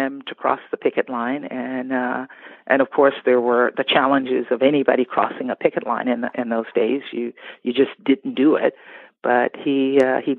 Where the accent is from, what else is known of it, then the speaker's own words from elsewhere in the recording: Baker, Louisiana, United States; I'm from Louisiana, a little town right outside of Baton Rouge called Baker